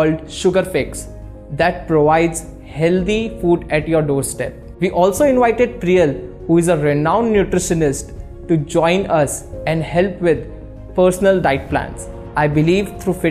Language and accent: English; Jaipur, Rajasthan, India; moved away as an adult; now in Mumbai, India; I grew up in Jaipur, India, living a very active life.